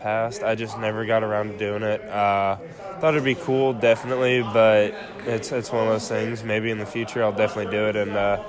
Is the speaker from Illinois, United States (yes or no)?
yes; Illinois, United States; I mean, that'll definitely always be home. In the Midwest, if you've never been there, it's interesting.